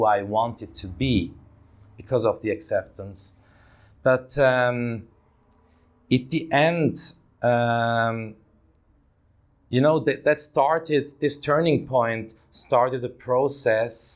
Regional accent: Davos, Graubünden, Switzerland; I grew up in Switzerland, in that little Swiss town of Davos in the mountains.

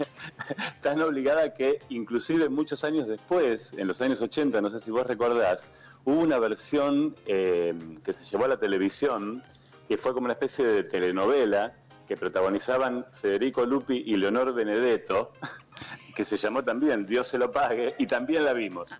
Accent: Argentina; como argentinos

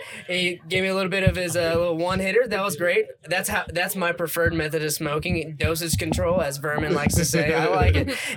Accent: the South, United States; I'm from the South

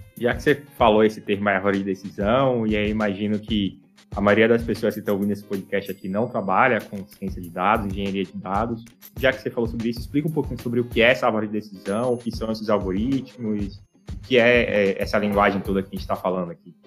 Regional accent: Salvador, Bahia, Brazil; eu sou de Salvador

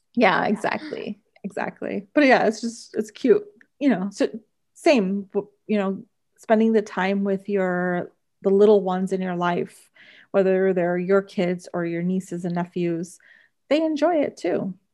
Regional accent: Bayonne, New Jersey, United States; we grew up in Bayonne

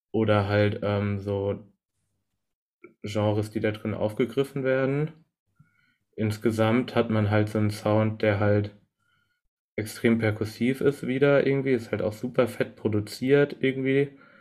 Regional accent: Germany; als Deutscher höre, beziehungsweise als Europäer

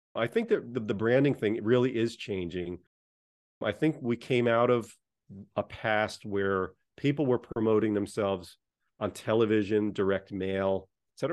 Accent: United States; I grew up just outside of New York City

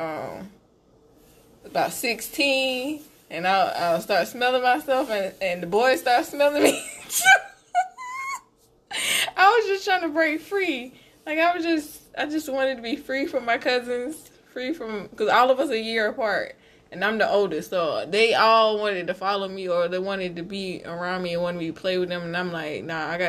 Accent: Camden, South Carolina, United States; I'm from Camden, and there's some old money in Camden

